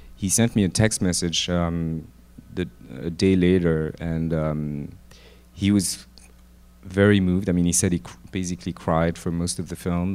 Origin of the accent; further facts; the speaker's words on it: Lyon, Auvergne-Rhône-Alpes, France; moved away as an adult; also born or lived in Paris; I grew up in Lyon